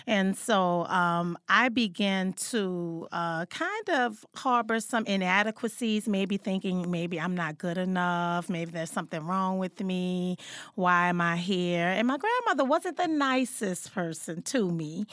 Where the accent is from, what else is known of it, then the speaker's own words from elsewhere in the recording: New Orleans, Louisiana, United States; I was born and raised in New Orleans, Louisiana